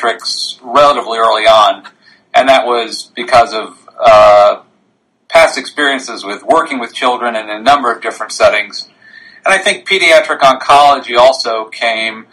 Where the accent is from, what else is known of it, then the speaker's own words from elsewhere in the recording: near the Connecticut border, New York, United States; moved away as an adult; now in Philadelphia, United States; I grew up in New York, just on the Connecticut border